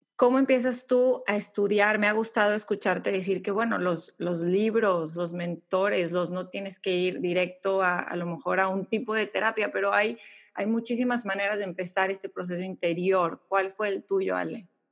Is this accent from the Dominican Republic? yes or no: no; Mexico; moved away as an adult; now in United States; soy mexicana viviendo, viviendo en Estados Unidos